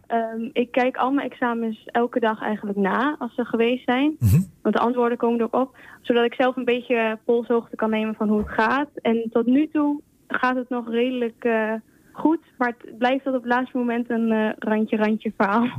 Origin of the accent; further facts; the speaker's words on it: Spain; now in Netherlands; Spanje, ik kom uit Spanje.